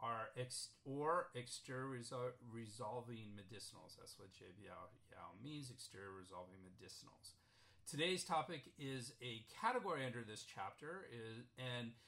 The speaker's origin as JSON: {"language": "English", "town": "San Diego", "region": "California", "country": "United States", "said": "I'm from San Diego, California"}